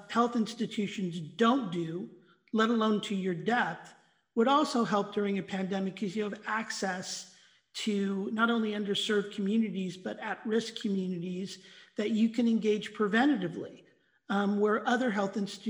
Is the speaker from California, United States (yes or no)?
yes; Los Angeles, California, United States; I was born and raised in Los Angeles.